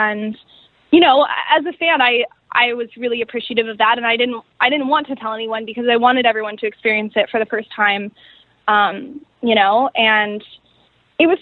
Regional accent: Seattle, Washington, United States; I'm from the Pacific Northwest. I'm from Seattle. I was born and raised

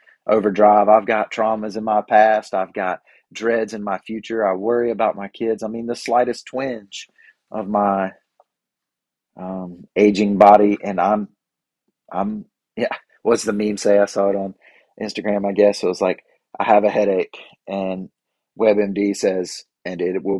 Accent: North Carolina, United States; I'm from North Carolina

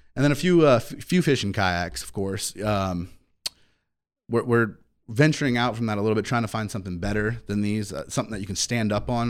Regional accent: Ocean Springs, Mississippi, United States; I'm from Ocean Springs

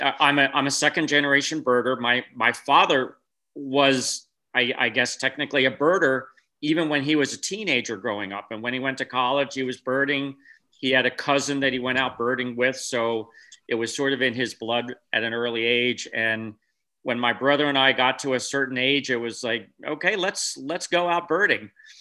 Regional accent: East Coast, United States; now in California, United States; Well, I grew up in the East Coast and went to high school in the East Coast. I went to Villanova University outside of Philadelphia.

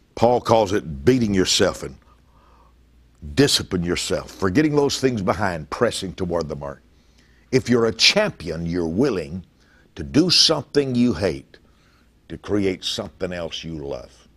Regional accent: Lake Charles, Louisiana, United States; moved away; my hometown of Lake Charles, Louisiana

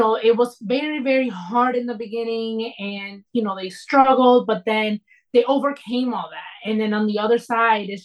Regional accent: United States; I was born in the United States

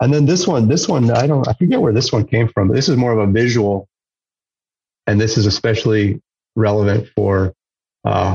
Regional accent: La Crosse, Wisconsin, United States; growing up in Wisconsin, the Driftless and lacrosse

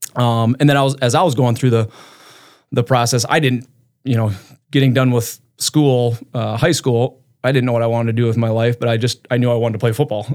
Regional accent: Brookings, South Dakota, United States; now in Brandon, United States; So I grew up in Brook, Brookings, um, so I'm a South Dakota kid

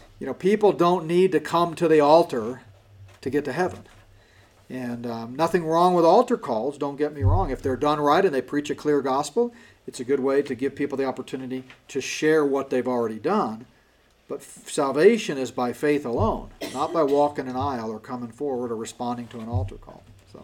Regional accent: Houston, Texas, United States; my church where I grew up in Houston for all of my high school time

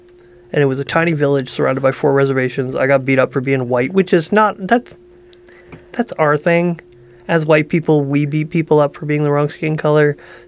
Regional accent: Dryden, Ontario, Canada; born there; So I was born in Ontario, Dryden, Ontario, tiny little town.

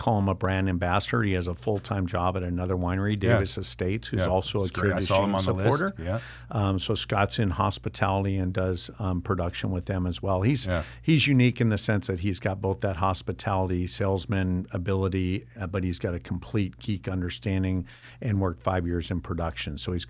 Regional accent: Ireland; I love my wine, but I'm Irish and I'm more about consumption than I am about the details.

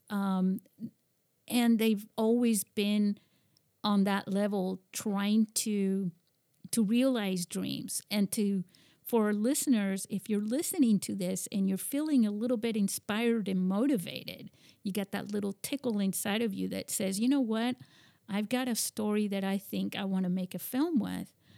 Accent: Spain; moved away; I grew up in Spain and, and my father was American

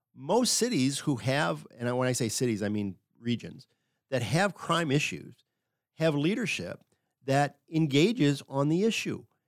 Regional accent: Affton, Missouri, United States; also born or lived in Pittsburgh / Minneapolis / Houston / Dallas; I grew up in Afton, but I went to high school in the city

